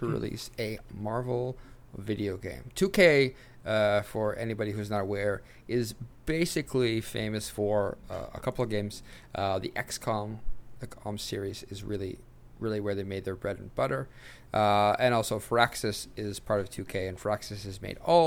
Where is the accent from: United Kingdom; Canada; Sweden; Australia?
Sweden; I'm from Sweden